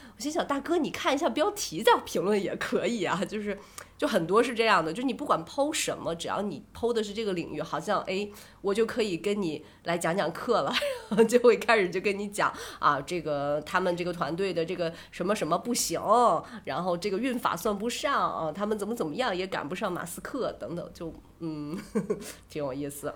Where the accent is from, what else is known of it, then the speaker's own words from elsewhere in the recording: Shandong, China; 而且是用我们山东话去讲的